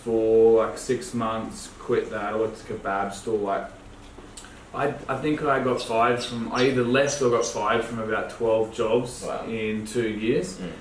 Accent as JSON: {"language": "English", "town": "Gympie", "region": "Queensland", "country": "Australia", "tie": "born or raised there", "said": "I was born in Gympie. It's kind of like the name you don't say from the coast, like the country hick town. Grew up in a single parent environment."}